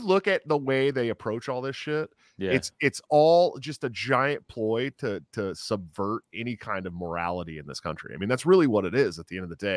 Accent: Oakland, California, United States; I grew up in California

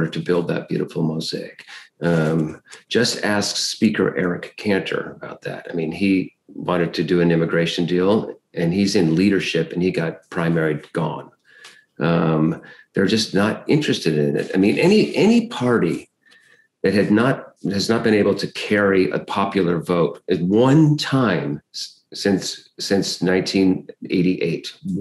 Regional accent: Michigan, United States; also born or lived in Kalamazoo, Michigan; I spent the years of my childhood in Michigan. Wikipedia says that I was born in Detroit. That's not the case. I was actually born in Kalamazoo

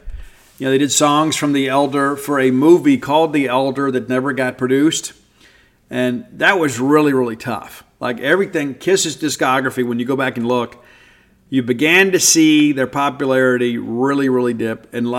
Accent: South Mississippi, United States; I grew up in South Mississippi, where most everybody at that time, you know, had their hair cut to their ears

